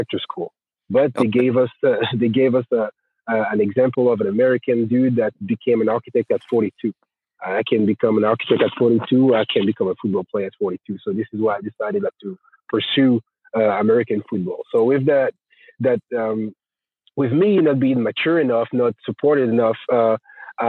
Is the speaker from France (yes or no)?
yes; Grenoble, Auvergne-Rhône-Alpes, France; English is a second language; moved away as an adult; I started to play in Grenoble, my hometown.